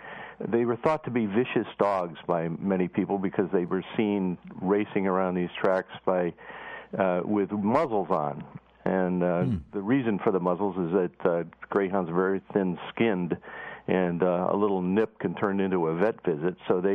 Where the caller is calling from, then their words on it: Boston, Massachusetts, United States; We're in Boston.